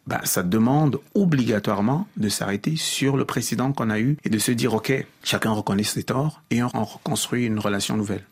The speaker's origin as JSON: {"language": "French", "country": "Cameroon", "said": "en tant que Camerounais"}